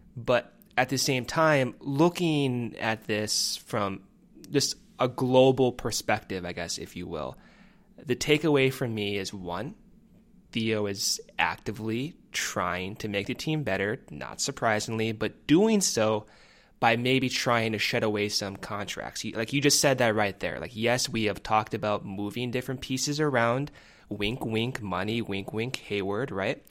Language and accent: English; Arizona, United States; moved away; also born or lived in Chicago; I'm from Arizona.